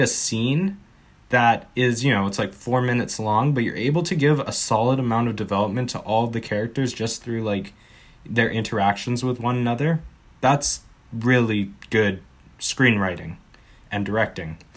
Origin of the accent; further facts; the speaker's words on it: Canada; we're Canadian